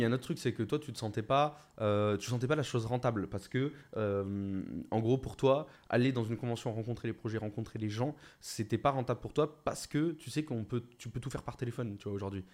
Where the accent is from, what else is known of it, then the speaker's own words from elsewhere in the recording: Bordeaux, Nouvelle-Aquitaine, France; en tant que Bordelais